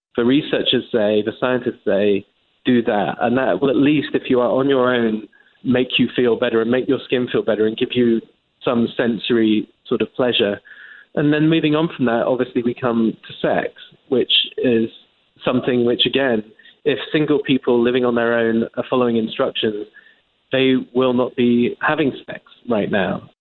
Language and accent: English; England, United Kingdom; moved away as an adult; now in United States; as an Englishman, as you can tell by my accent